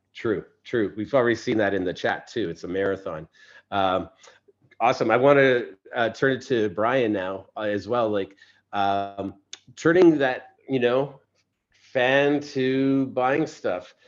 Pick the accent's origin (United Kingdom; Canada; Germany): Canada; I'm Canadian